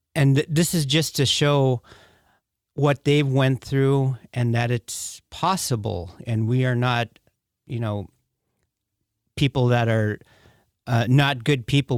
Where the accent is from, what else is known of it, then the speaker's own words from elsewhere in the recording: Bethel, Alaska, United States; I was born and raised in Bethel, Alaska